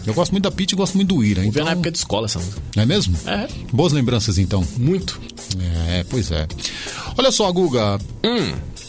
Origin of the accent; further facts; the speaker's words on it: São Paulo, Brazil; nasci no Ipiranga e morei na Rua do Grito